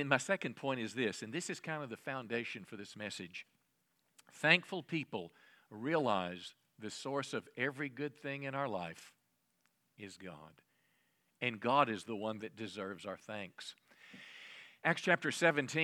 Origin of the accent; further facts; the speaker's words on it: United States; as American people